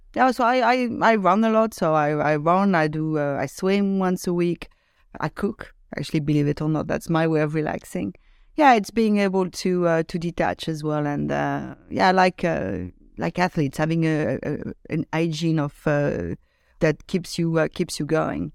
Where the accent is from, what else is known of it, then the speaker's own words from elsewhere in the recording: Lyon, Auvergne-Rhône-Alpes, France; I grew up in uh, in the suburb of Lyon, which is uh, one of second biggest uh, city in France